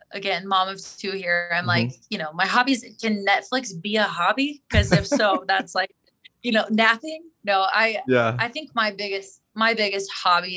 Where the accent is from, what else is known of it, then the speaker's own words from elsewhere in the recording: Springfield, Missouri, United States; growing up in Springfield